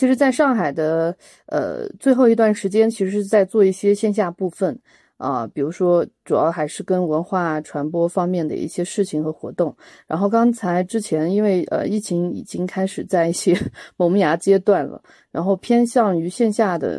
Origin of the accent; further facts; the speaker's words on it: Yunnan, China; also born or lived in Shanghai; 然后我是云南人